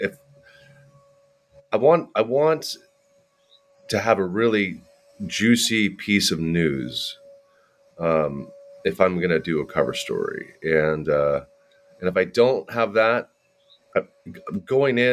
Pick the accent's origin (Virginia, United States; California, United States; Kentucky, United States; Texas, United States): California, United States; San Francisco Bay Area; now in Monterey, United States; I grew up in the San Francisco Bay Area